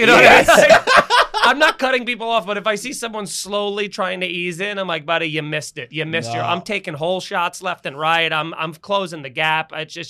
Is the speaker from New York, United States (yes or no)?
yes; Long Island, New York, United States; also born or lived in Astoria, New York; I come from Long Island. So it's I grew up driving everywhere. So even when I lived in Astoria for 15 years